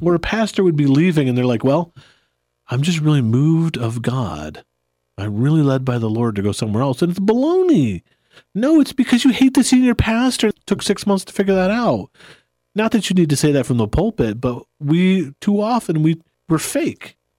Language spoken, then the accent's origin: English; United States; I love being an American